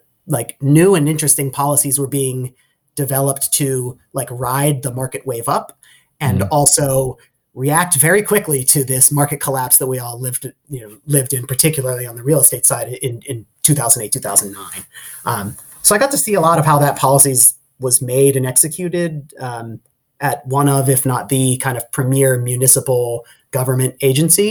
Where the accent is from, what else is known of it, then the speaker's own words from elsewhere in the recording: Pittsburgh, Pennsylvania, United States; moved away as an adult; also born or lived in Michigan; I grew up outside in the suburbs of Pittsburgh, and I went to college in Michigan